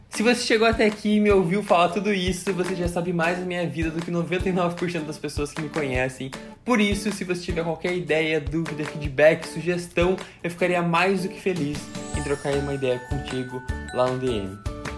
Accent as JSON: {"language": "Portuguese", "town": "Curitiba", "region": "Paraná", "country": "Brazil", "tie": "born or raised there", "also_born_or_lived": "Foz do Iguaçu, Paraná", "moved": "yes", "lives_now": "Florida, United States", "said": "Eu nasci em Foz do Iguaçu, no Paraná, em 99, me mudei para Curitiba quando eu tinha 5 anos de idade"}